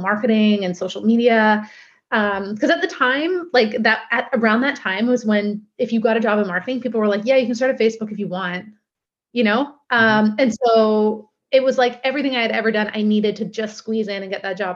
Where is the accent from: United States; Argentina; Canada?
Canada; Steveston, British Columbia; also born or lived in Vancouver; I grew up in Steveston.